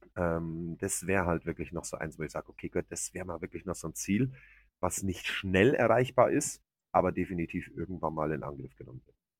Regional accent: Germany; bei uns in Deutschland

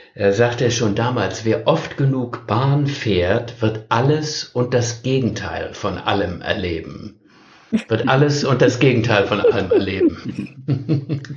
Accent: Northern Germany, Germany; ich als Norddeutscher

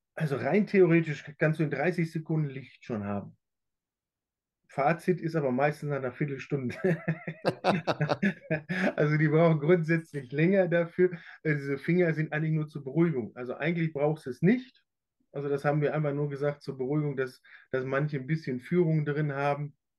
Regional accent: Plettenberg, North Rhine-Westphalia, Germany; weil ich bin ja in Plettenberg auch groß geworden

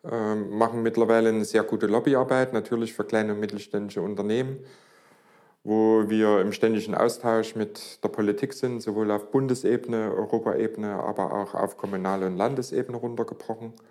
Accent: Leipzig, Saxony, Germany; Äh, bin gebürtiger Leipziger und ja, seit 1990 selbstständig

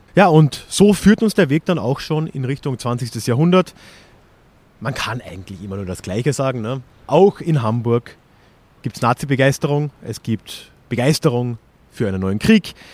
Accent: Austria; als Österreicher

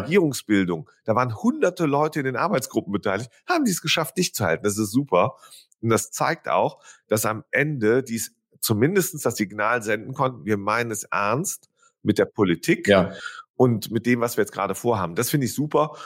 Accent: near Düren, North Rhine-Westphalia, Germany; Ich bin ja gebürtig aus der Nähe von Düren

